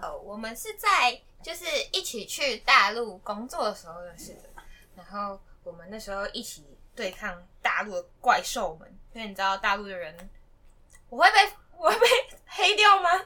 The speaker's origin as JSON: {"language": "Chinese", "country": "Taiwan", "said": "我是台湾人"}